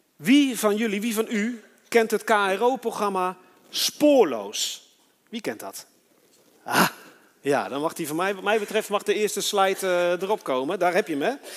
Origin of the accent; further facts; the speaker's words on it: Netherlands; also born or lived in Switzerland; toen ik in Nederland kwam, ben ik met Marokkanen opgegroeid